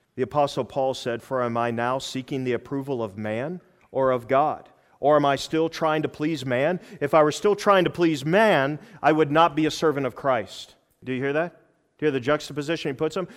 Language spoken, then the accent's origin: English; United States; I'm from America